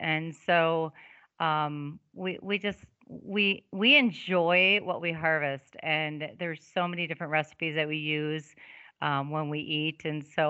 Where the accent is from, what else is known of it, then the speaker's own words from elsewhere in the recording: Wisconsin, United States; now in South Dakota, United States; I'm from Wisconsin originally